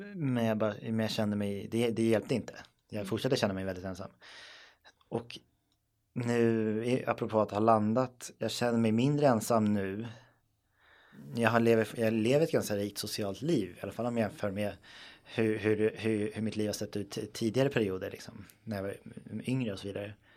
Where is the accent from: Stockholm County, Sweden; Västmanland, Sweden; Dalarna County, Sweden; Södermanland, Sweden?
Stockholm County, Sweden; Stockholm; jag är uppväxt i Stockholm